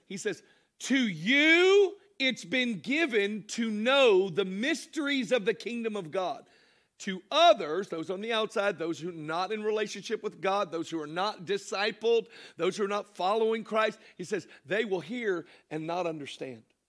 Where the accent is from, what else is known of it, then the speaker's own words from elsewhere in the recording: Florida, United States; also born or lived in Cartersville, Georgia; Our home was Florida